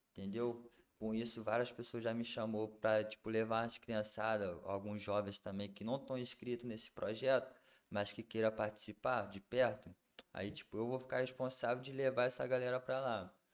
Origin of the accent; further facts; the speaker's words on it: Linhares, Espírito Santo, Brazil; also born or lived in Rio de Janeiro; daqui de Linhares, mas como convivi um tempo no Rio de Janeiro, aí acaba pegando sotaque.